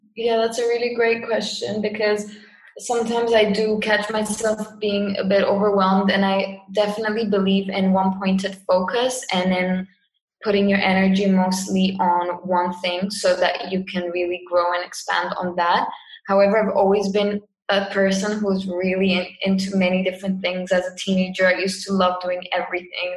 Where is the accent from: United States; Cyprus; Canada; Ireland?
Cyprus; moved away as an adult; also born or lived in England; I'm from Cyprus. Um, yeah, born here, lived here my whole life